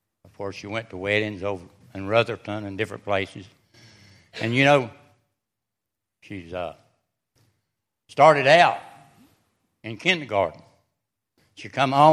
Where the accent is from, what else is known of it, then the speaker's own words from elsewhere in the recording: Wilkesboro, North Carolina, United States; I come from Wilkesboro, North Carolina